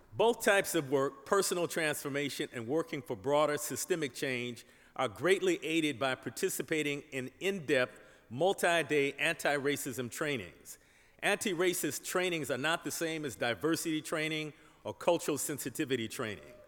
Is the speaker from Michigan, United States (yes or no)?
yes; Detroit, Michigan, United States; In my hometown, Detroit